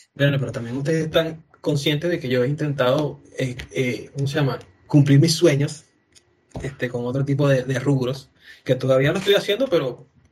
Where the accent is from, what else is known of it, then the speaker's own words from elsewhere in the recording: Venezuela; now in Chile; a mí como venezolano